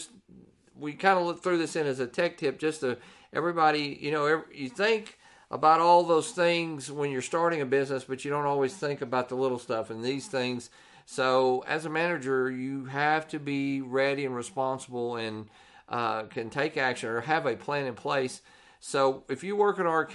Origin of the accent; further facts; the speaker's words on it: Texas, United States; we're from Texas